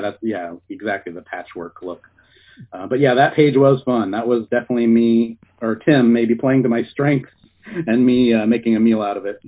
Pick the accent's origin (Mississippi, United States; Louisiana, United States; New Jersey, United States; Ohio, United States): Ohio, United States; moved away as an adult; now in California, United States; I grew up in Ohio and uh, I went to college in Ohio and I was living there for a long time. And then uh, I couldn't find any work as an artist there, so I moved to California